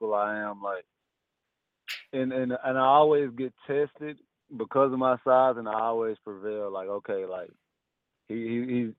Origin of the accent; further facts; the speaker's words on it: Dallas, Texas, United States; I'm from Dallas